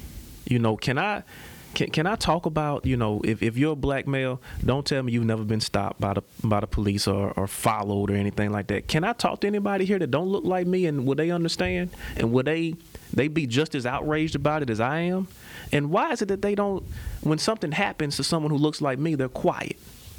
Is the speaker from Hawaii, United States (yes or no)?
no; Memphis, Tennessee, United States; born there; Well, I wasn't born here. I was born in Memphis, Tennessee.